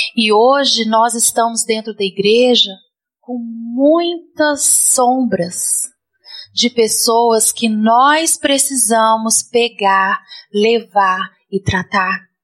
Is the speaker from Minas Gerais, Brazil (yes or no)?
yes; Minas Gerais, Brazil; moved away; Nós somos mineiros